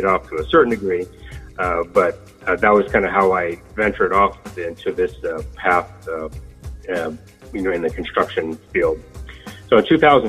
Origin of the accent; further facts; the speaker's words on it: Sacramento, California, United States; I am from Sacramento.